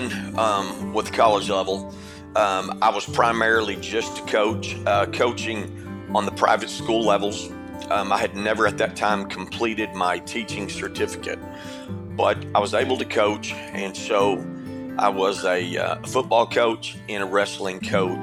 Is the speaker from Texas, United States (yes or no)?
yes; Irving, Texas, United States; also born or lived in Sanger, Texas; I grew up in Irving, Texas, from a very dysfunctional home